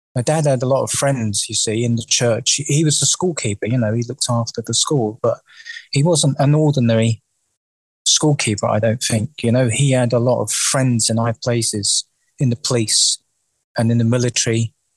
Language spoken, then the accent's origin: English; London, United Kingdom; I was born and raised in the in the East End of London.